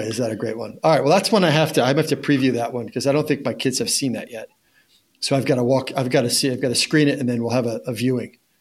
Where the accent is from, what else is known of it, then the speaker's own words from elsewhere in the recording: Monmouth County, New Jersey, United States; I grew up in Monmouth County, New Jersey